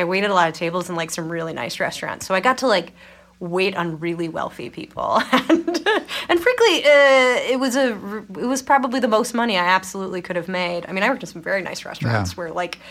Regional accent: Nebraska, United States; moved away; also born or lived in Minnesota; the first place I came from was not even a town. Like my address was rural Route 1 for where I grew up in Nebraska. So I was born, I guess Menominee is technically the name of like the town.

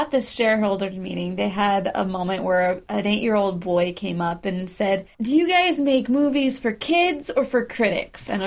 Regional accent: United States; we're American.

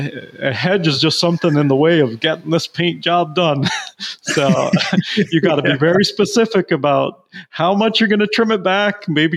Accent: Belize; But, you know, growing up in Belize in a different culture was definitely unique.

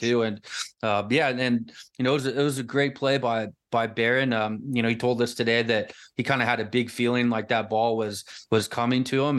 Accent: Lafayette, Indiana, United States; moved away; West Lafayette where I grew up in Lafayette.

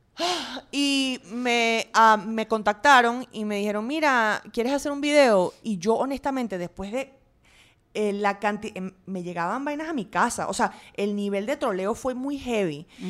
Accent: Venezuela; moved away as an adult; also born or lived in England / Washington / Boston / Chicago; now in New York, United States; a los, trece regresé a Venezuela hasta que me gradué a los 18.

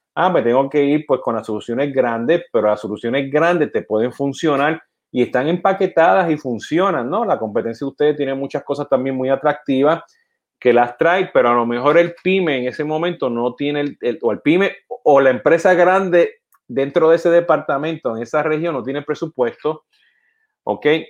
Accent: Puerto Rico; now in United States; yo siendo puertorriqueño

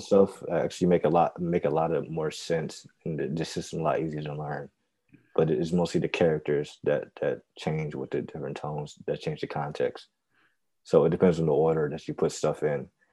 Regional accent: United States; we're American, we have citizenship, and we know social norms, and we speak English

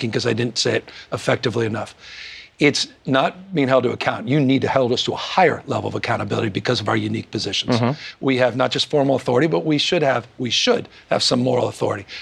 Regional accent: California, United States; I come from California

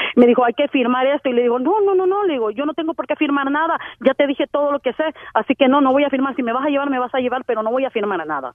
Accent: Honduras; moved away; como buena hondureña

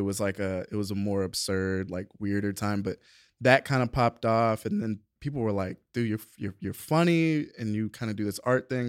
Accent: Atlanta, Georgia, United States; also born or lived in Savannah, Georgia; born, raised in Savannah, moved to Atlanta when I was, like, ten

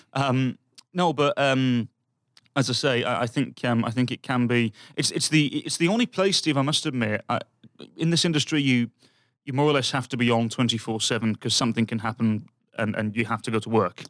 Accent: Birmingham, West Midlands, United Kingdom; moved away; my hometown, Birmingham

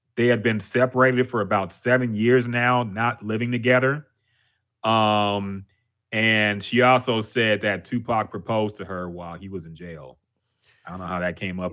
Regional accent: Houston, Texas, United States; I'm from here, man. I'm from Houston

